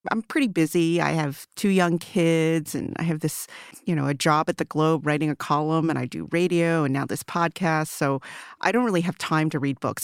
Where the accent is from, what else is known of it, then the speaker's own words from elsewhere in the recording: Maryland, United States; first language Mandarin; English is a second language; I grew up in Maryland, in a rural part of Maril, rural, like, farmland, you know, uh, now it's considered a suburb of Baltimore